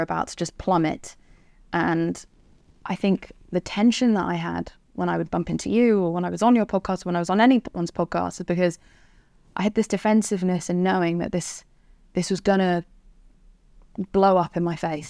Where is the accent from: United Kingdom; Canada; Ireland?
United Kingdom; England; I'm English